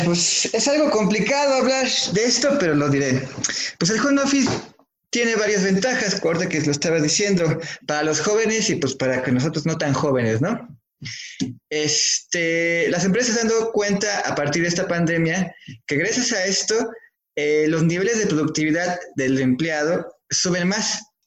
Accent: Mexico; como mexicanos

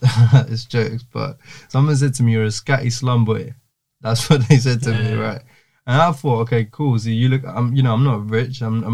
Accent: Jaffna, Northern Province, Sri Lanka; in Jaffna, for example, my hometown, where it's not really a thing that happens.

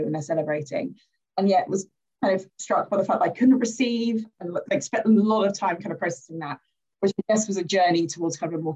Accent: London, United Kingdom; I grew up in Croydon, which is in the south end of London, in a parish called St. Paul's, in a place called Thornton Heath.

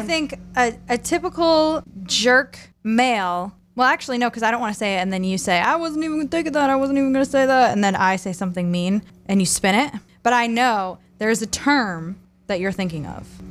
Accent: Southern Maine, United States; growing up in Southern Maine my whole life

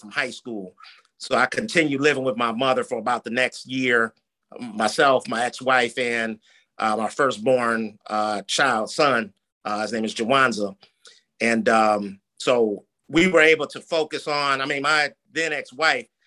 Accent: East Lansing, Michigan, United States; now in Detroit, United States; where we grew up in the Lansing, Michigan area

